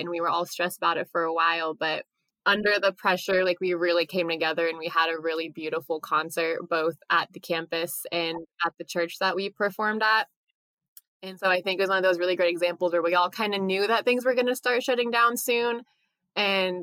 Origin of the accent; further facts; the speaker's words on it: Seaside, Oregon, United States; I'm originally from Seaside, Oregon